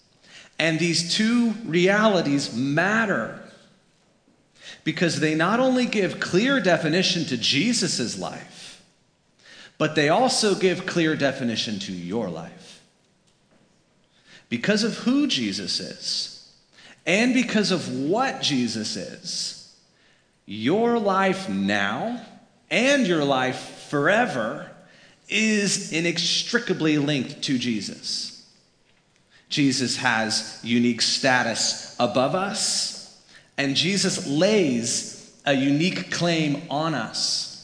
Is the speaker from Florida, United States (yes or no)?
yes; Florida, United States; moved away; was born and raised in Florida